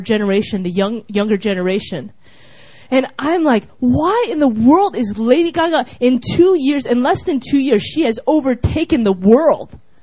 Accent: United States; I was from America

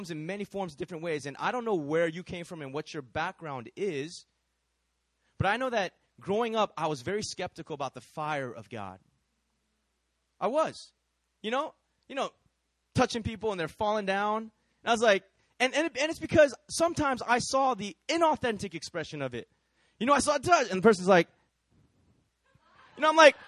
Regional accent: Bay Area, California, United States; also born or lived in San Francisco; I'm from the Bay Area, born and raised in California

